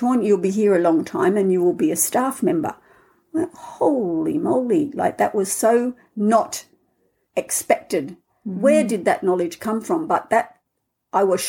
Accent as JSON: {"language": "English", "country": "Australia", "also_born_or_lived": "Scotland", "accent": "Australian", "moved": "as an adult", "lives_now": "Findhorn, United Kingdom", "said": "I'm Australian, as you can hear in my accent. I left 40 years ago"}